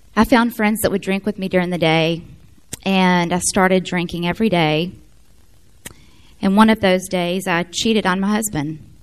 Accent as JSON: {"language": "English", "town": "Memphis", "region": "Tennessee", "country": "United States", "tie": "born or raised there", "also_born_or_lived": "Florence, Alabama", "said": "I'm from Florence. We moved to Memphis in 81. I was one"}